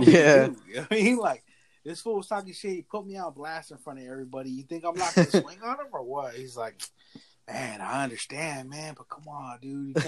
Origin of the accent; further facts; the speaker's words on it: Tioga, United States; born there; Remember the whole last week of summer, because it was when I was born in Tioga. We'd ride the bus from Tioga.